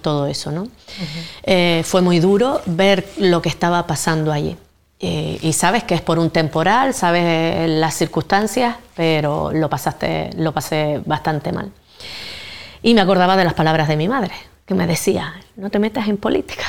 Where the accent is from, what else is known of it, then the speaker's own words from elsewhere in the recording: Gran Tarajal, Canary Islands, Spain; adoro mi pueblo, el pueblo de Gran Tarajal